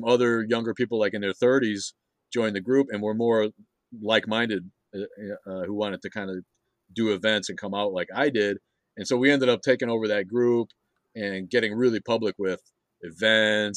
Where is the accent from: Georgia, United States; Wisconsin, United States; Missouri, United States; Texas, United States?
Wisconsin, United States; Kenosha; I'm from Kenosha, which is in between Chicago and Milwaukee